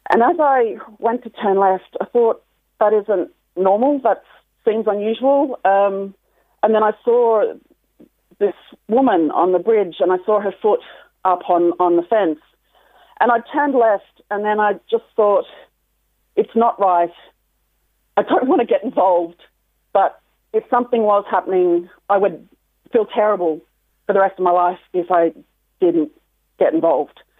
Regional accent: Australia; now in Ireland; actually from Australia.

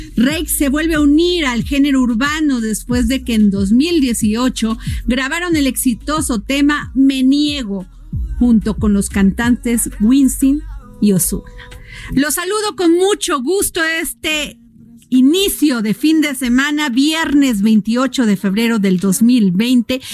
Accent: Veracruz, Mexico; yo soy veracruzana

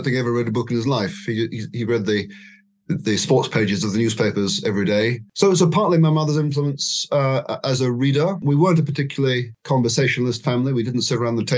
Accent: Scotland, United Kingdom; now in Oxford, United Kingdom; I wasn't born here. I was born in Scotland, but I've lived in Oxford three times in my life, and lately since 2007

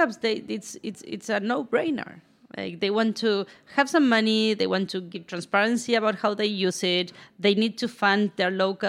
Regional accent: Argentina; also born or lived in Buenos Aires / San Francisco; now in New York, United States; I am from Argentina.

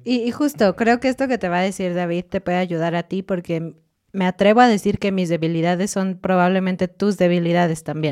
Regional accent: Mexico; cuando tú estás como mexicano, estoy diciendo, hablando inglés en la calle

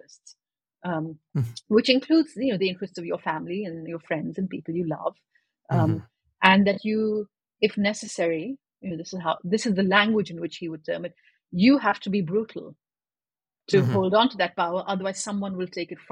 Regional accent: Pakistan; I was growing up in Pakistan

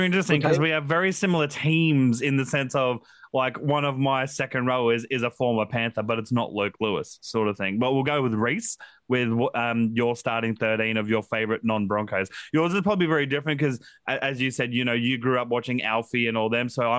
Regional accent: Queensland, Australia; as a Queenslander myself

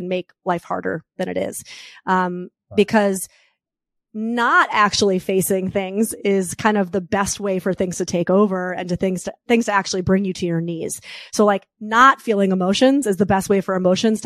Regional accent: New York, United States; I'm a New Yorker.

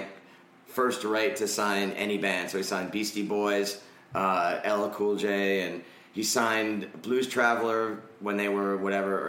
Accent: Rockland County, New York, United States; I grew up in Rockland County, New York, which is like, I mean, it's essentially Jersey

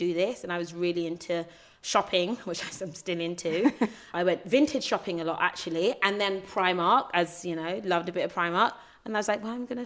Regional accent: United Kingdom; accent: British; I was British, if my accent didn't make it clear

